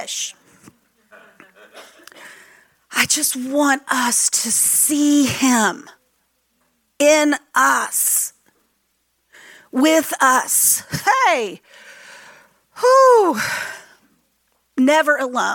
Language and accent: English; Texas, United States; moved away; I'm from Texas originally